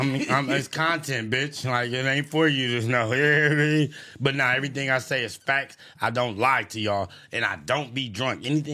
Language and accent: English; Los Angeles, California, United States; I'm from Los Angeles